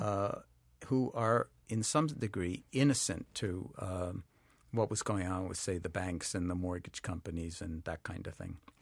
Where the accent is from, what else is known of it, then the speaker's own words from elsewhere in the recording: New York City, New York, United States; I grew up in New York City in Washington Heights